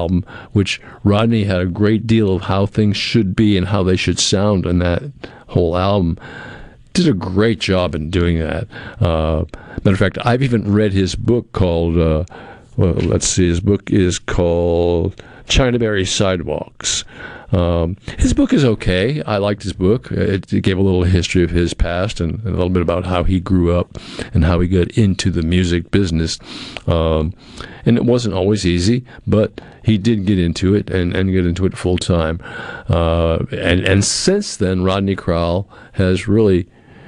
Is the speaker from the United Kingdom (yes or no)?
no; New England, United States; I grew up in New England.